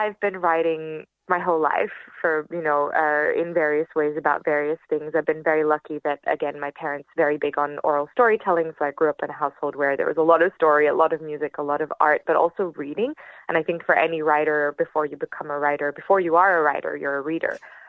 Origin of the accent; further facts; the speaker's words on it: Lebanon; And so growing up in Lebanon and through the civil war, I think left quite a lot of psychological scars